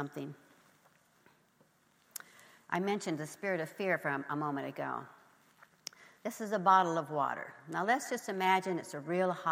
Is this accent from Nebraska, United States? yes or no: yes; Nebraska, United States; I grew up in Nebraska